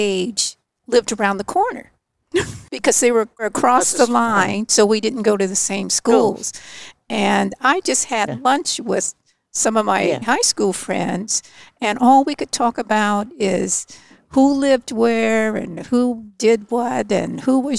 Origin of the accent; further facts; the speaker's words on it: Berkeley, California, United States; I was born in Berkeley at Berkeley General Hospital